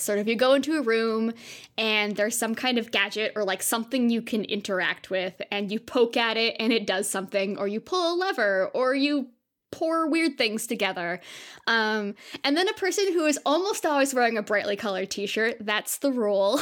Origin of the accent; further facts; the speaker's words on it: Southern California, United States; I grew up in Southern California